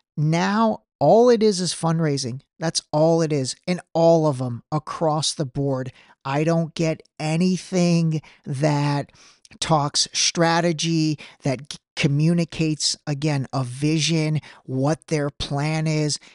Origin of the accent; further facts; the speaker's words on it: Cleveland, Ohio, United States; my hometown of Cleveland